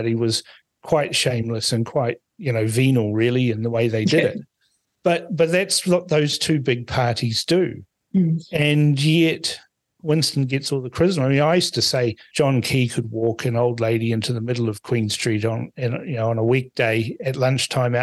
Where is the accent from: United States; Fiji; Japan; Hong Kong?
Fiji; now in New Zealand; I was born in Fiji, but New Zealand's my home